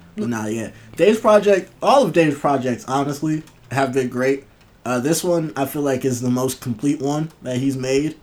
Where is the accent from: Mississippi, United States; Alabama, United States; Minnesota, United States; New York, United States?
New York, United States; Buffalo; I'm from Buffalo